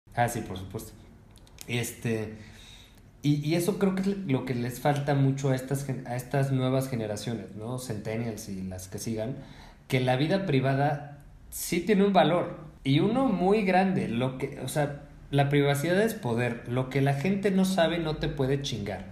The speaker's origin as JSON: {"language": "Spanish", "country": "Mexico", "said": "yo soy un hombre mexicano de quince años"}